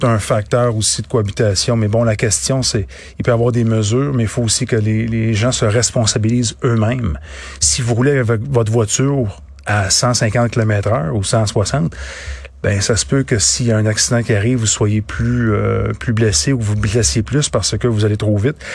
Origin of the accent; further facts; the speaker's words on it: Boucherville, Quebec, Canada; je viens de Boucherville